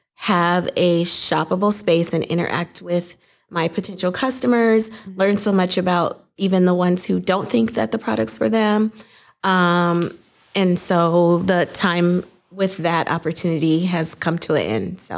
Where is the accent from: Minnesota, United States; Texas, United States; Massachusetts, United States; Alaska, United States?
Minnesota, United States; Saint Paul; I grew up in Saint Paul, Minnesota